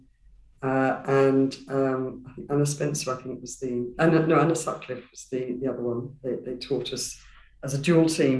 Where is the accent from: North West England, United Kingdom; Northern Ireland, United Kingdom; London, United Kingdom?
London, United Kingdom; I grew up in Walthamstow in East London, so quite an urban upbringing